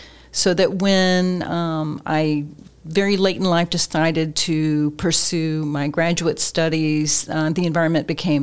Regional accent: Tampa, Florida, United States; also born or lived in Winter Park, Florida; I grew up in Tampa and was working at the Orlando Sentinel when my husband and I got married

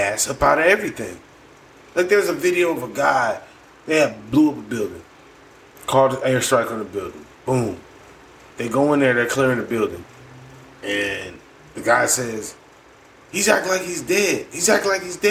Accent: United States; As an American

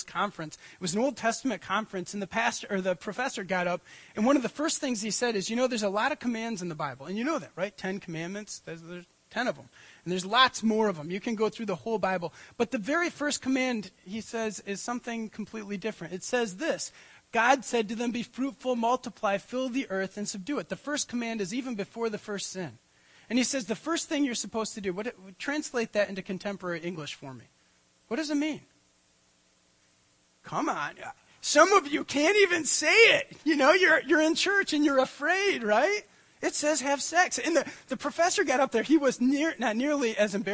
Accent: United States; I grew up on Lake Michigan

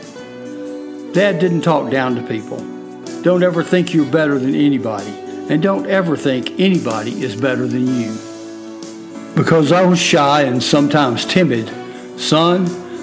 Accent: Fort Mill, South Carolina, United States; I'm from Fort Mill, South Carolina

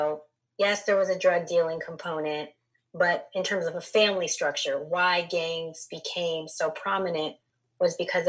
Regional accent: Los Angeles, California, United States; I grew up in Los Angeles

